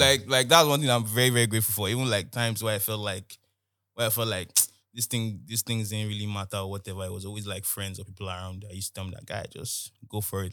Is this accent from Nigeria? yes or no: yes; Nigeria; I'm from Nigeria